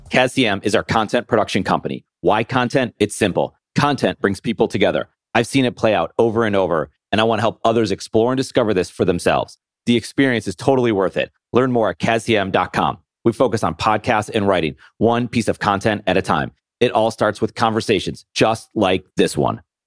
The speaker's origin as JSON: {"language": "English", "town": "Buffalo", "region": "New York", "country": "United States", "tie": "born or raised there", "said": "born and raised in Buffalo"}